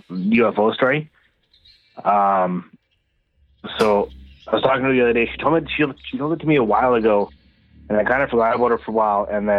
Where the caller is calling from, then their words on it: Manitoba, Canada; …, Manitoba.